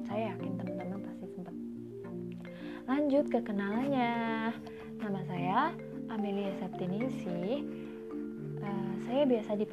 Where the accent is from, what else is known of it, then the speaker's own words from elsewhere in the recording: Java, Indonesia; kalau dilihat dari namanya pasti teman-teman tahu kan saya itu orang mana hmm. ya saya adalah Wong Jawa guys hmm, saya orang Jawa guys